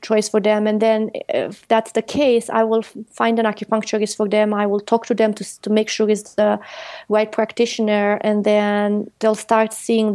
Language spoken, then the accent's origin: English; Romania; moved away; I grew up in Europe, in Romania, and I worked at the farm